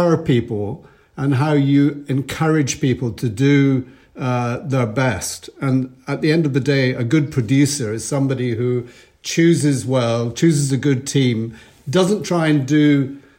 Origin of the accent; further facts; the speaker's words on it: Edinburgh, Scotland, United Kingdom; As a little boy growing up in Edinburgh